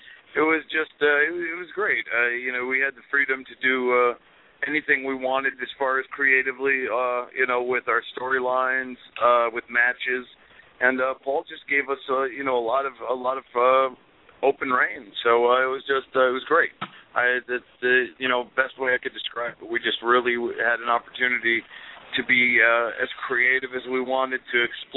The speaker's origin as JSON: {"language": "English", "region": "Connecticut", "country": "United States", "tie": "born or raised there", "said": "I was born and raised in Connecticut"}